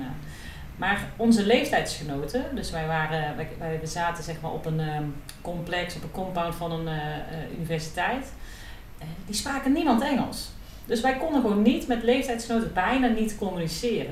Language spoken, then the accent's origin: Dutch; Netherlands; wij Nederlanders